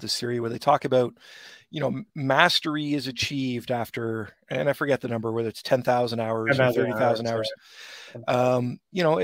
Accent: Brampton, Ontario, Canada; I grew up in Heart Lake

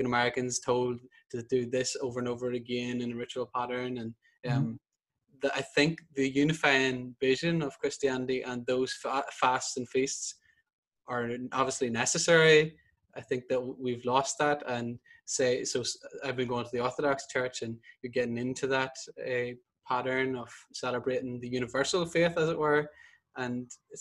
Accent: Northern Ireland, United Kingdom; whenever I grew up in Northern Ireland, you're Catholic, but it's a very ethnic identity

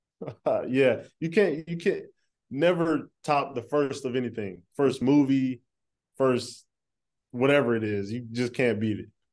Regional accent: East Coast, United States; also born or lived in North Carolina; I'm from the East Coast

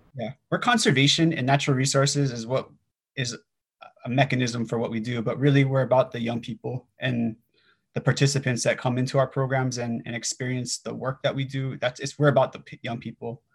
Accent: Kailua, Hawaii, United States; I'm from Kailua, uh, on Oahu

